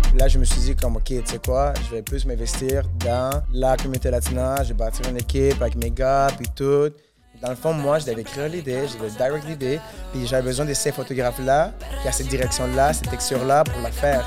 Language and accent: French; Venezuela; now in Montreal, Canada; je viens du Venezuela